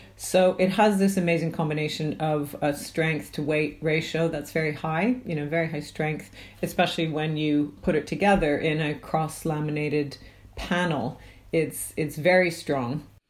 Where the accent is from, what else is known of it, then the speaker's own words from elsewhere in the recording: Canada; now in United Kingdom; I'm from Canada